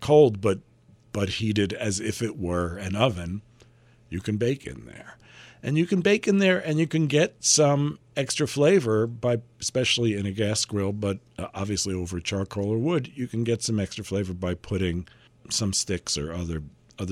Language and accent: English; New York City, New York, United States; I grew up in Manhattan